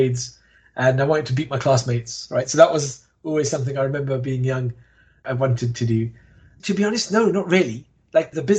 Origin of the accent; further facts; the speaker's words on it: London, United Kingdom; I grew up in Walthamstow, East London